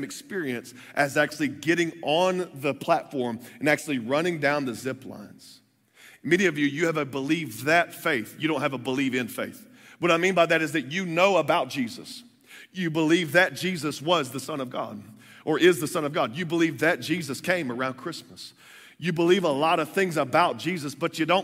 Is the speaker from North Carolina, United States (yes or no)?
no; Texas, United States; moved away; I grew up in the South. In the South, they give you a birth certificate, and they give you a Bible. You know, so I'm from Texas